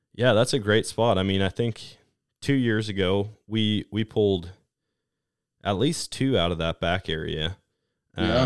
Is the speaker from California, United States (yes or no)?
no; Wisconsin, United States; moved away as an adult; I grew up in Wisconsin hunting